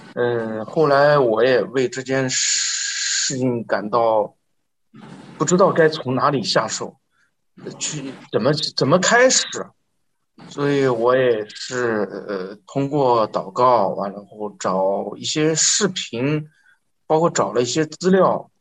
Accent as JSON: {"language": "Chinese", "region": "northern China", "country": "China", "said": "我是，我是北方人，对粤语对我来说完全是，完全是另外一门语言"}